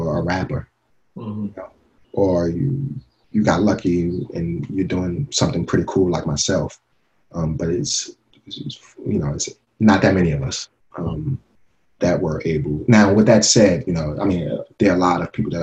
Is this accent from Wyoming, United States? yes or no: no; New York City, New York, United States; I grew up in Bed-Stuy when it was Bed-Stuy